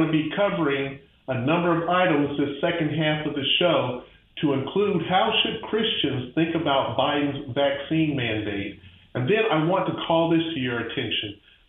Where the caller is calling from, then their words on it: Pensacola, Florida, United States; I'm calling from Pensacola, Florida, over in the Panhandle, the beautiful part of the state of Florida